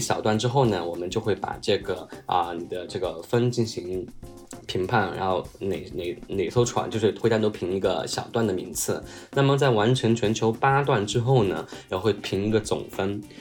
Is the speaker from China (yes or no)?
yes; Chongqing, China; moved away; 我其实是从池，山城从青长大的